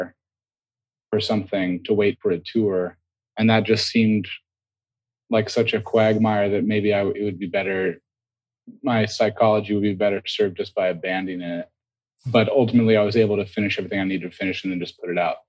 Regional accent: Seattle, Washington, United States; now in New York, United States; we're from Seattle.

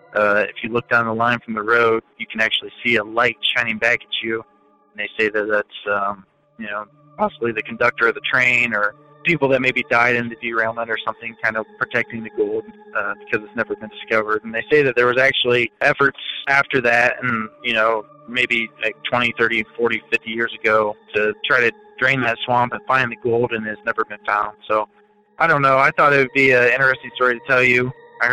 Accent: Ohio, United States; I'm from Ohio.

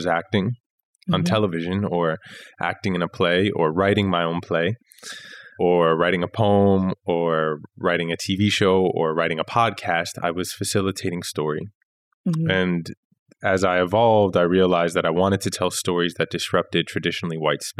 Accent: New York City, New York, United States; born and raised in Queens, Dominican dad, Colombian mom

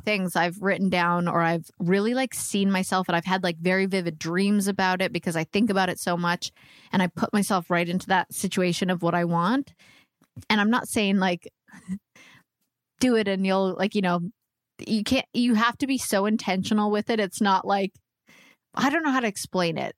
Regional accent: Canada; moved away as an adult; also born or lived in Vancouver; now in Nashville, United States

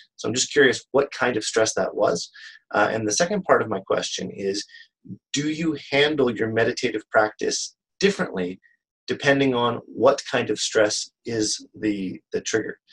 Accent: Canada; I'm from Canada, and I am an author

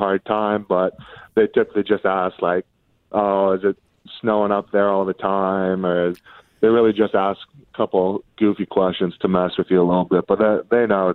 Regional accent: Ottawa, Ontario, Canada; growing up in Ottawa

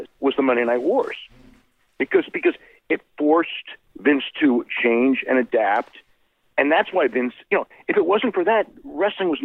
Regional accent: San Jose, California, United States; San Jose, my hometown

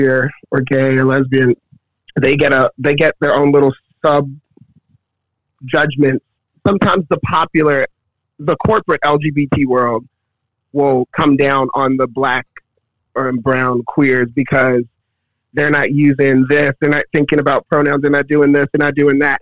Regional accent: Baltimore, Maryland, United States; moved away; Growing up in Baltimore

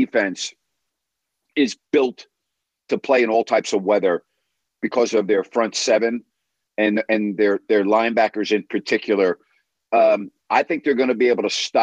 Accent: New York, United States; moved away; with a guy that I grew up in New York, John Condon

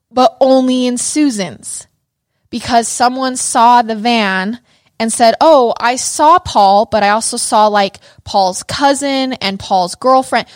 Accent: Idaho Falls, Idaho, United States; moved away; growing up in Idaho

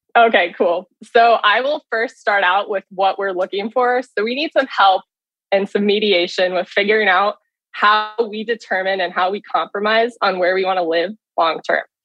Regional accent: California, United States; moved away as an adult; also born or lived in Midwest; I'm from California.

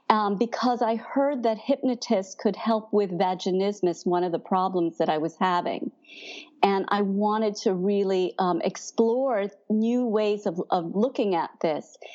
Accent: Brooklyn, New York, United States; but I'm from Brooklyn, and she reminded me.

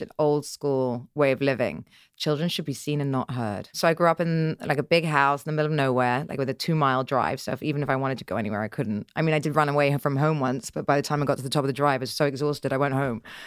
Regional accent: Dorset, South West England, United Kingdom; I grew up in Dorset in the middle of nowhere

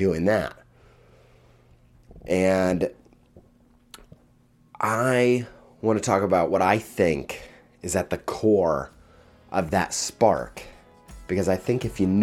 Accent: Indiana, United States; also born or lived in Jamestown, New York; When I was in sixth grade, we moved to Western New York from Indiana

